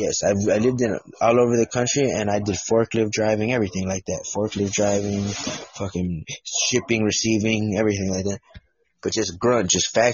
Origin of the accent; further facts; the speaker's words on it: United States; I'm an American, I was born in America, so I'm just super American